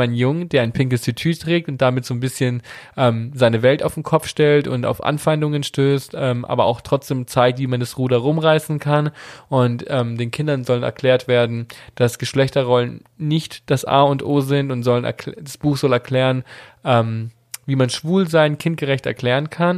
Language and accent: German; Italy; wir sind Italiener, wir kommen aus einem konservativen katholischen Elternhaus